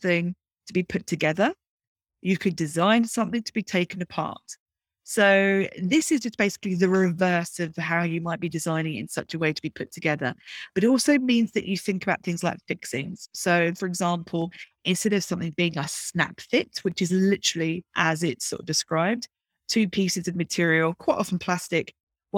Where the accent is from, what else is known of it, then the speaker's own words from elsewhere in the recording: Brighton, South East England, United Kingdom; growing up in Brighton in the UK